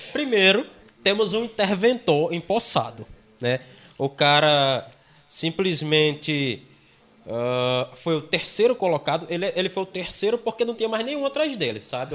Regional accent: Pilõezinhos, Paraíba, Brazil; now in João Pessoa, Brazil; Nos interiores, eu sou do interior. Eu sou de Pilõezinhos, bem próximo a Guarabira

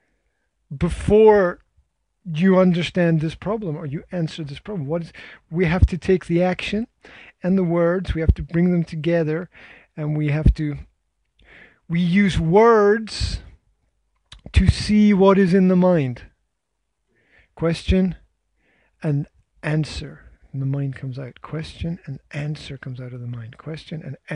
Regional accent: Scotland, United Kingdom; I am Scottish

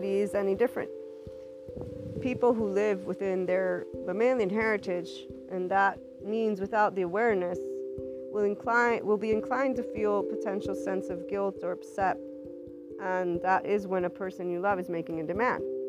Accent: United States; to me as an American, because that's what they see me as an American, even if I have an Italian background

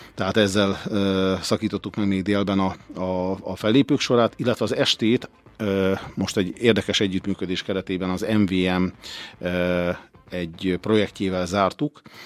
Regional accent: Orosháza, Békés, Hungary

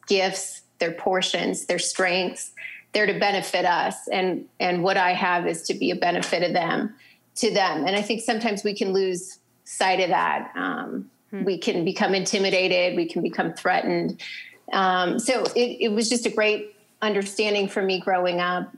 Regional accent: North Dakota, United States; moved away; I'm originally from North Dakota, so you know, great people, wonderful accents.

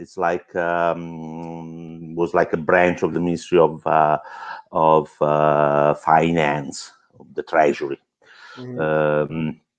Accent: Italy; now in Chicago, United States; I'm originally from a small town up on the mountains between, say, Rome and Naples. It's a fairly remote place, but it had a very good high school, one of the oldest

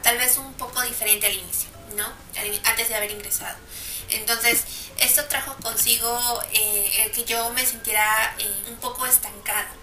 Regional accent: Peru; en mi país, en Perú

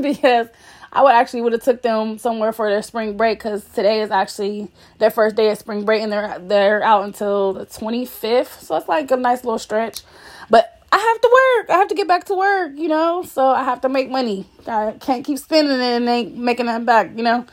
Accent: Columbus, Ohio, United States; We are from Columbus, Ohio, the west side

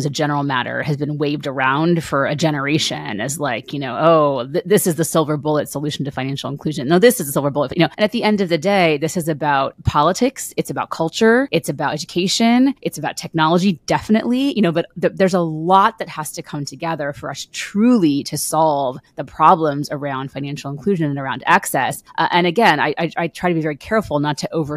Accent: United States; I'm an American and I live in the United States

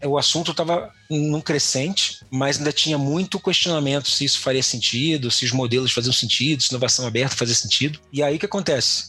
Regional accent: Niterói, Rio de Janeiro, Brazil; Sou de Niterói, do outro lado da ponte a famosa Ponte Rio-Niterói

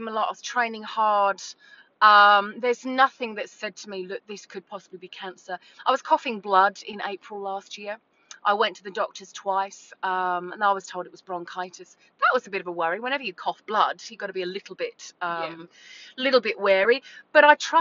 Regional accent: England, United Kingdom; moved away as an adult; also born or lived in Gold Coast, Australia; now in Burleigh Heads, Australia; I am English. I moved here 20 years ago. This was my first stop backpacking

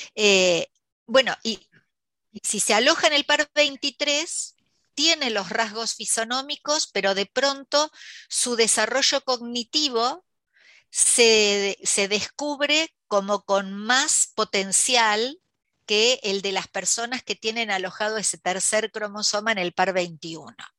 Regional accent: La Plata, Buenos Aires Province, Argentina; nací aquí en La Plata, en Buenos Aires, Argentina

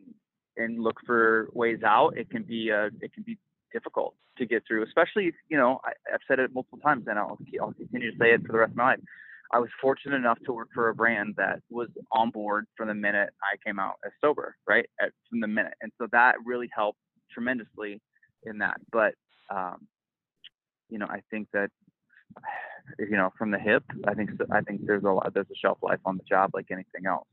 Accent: Midwest, United States; now in New York City, United States; I grew up in the Midwest

